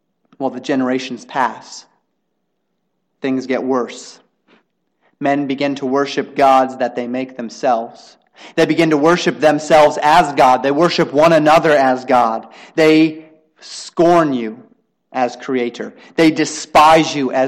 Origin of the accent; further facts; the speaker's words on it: United States; we as American citizens